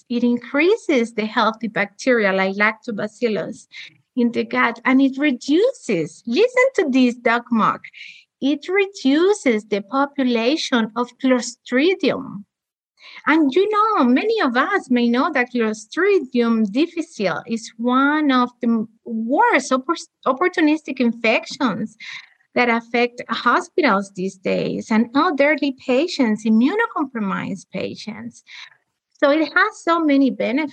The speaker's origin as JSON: {"language": "English", "country": "Cuba", "moved": "yes", "said": "I'm also from Cuba."}